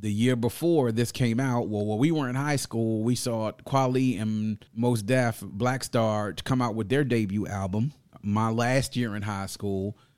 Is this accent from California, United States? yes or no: no; Mitchellville, Maryland, United States; my neighborhood where I grew up in Mitchellville was the neighborhood that I pretty much went there when I started kindergarten and then stayed there until after I graduated